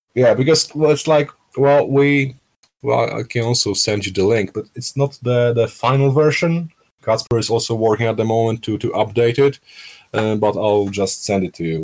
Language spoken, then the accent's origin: English; Skierniewice, Łódź Voivodeship, Poland; moved away as an adult; now in Warsaw, Poland; from my hometown from Skierniewice